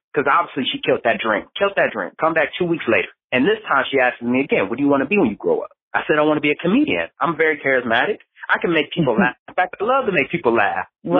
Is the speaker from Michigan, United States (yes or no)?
yes; Detroit, Michigan, United States; I came from Detroit, Michigan, one of the most dangerous cities in America. We make the top 10 murder list every year, never fail.